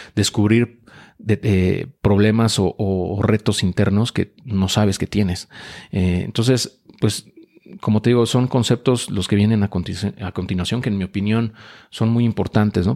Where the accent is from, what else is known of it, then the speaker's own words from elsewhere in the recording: Mexico City, Mexico; yo nací en la Ciudad de México, antes de Distrito Federal